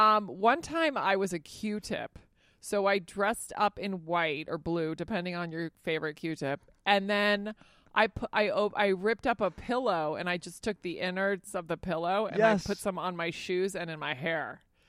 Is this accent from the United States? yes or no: no; Spain; but I grew up in Spain. So he'll bring up stuff that I've never heard of.